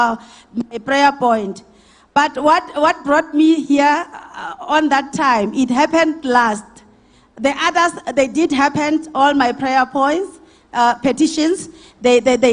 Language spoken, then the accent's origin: English; Steelpoort, Limpopo, South Africa; also born or lived in Grootvlei; I'm originally from Grootvlei, but my hometown is in Limpopo, Stilpoort